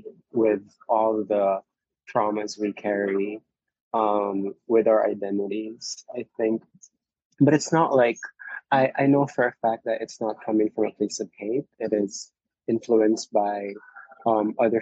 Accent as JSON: {"language": "English", "country": "Philippines", "tie": "born or raised there", "moved": "yes", "lives_now": "Hawaii, United States", "said": "I was born in the Philippines"}